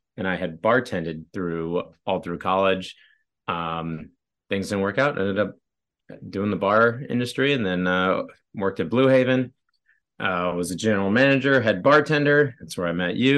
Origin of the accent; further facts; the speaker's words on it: San Diego, California, United States; moved away as an adult; also born or lived in Boston; now in New York, United States; raised in San Diego